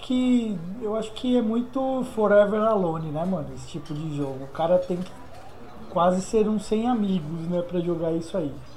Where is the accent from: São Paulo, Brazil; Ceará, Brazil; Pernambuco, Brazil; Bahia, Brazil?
Pernambuco, Brazil; Recife; moved away; lá de Recife, minha terra natal